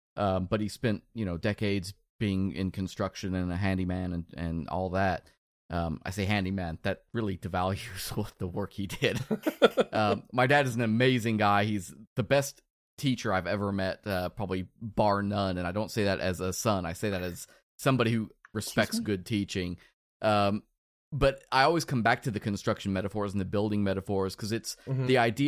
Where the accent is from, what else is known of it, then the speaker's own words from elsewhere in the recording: Netherlands; I'm from the Netherlands.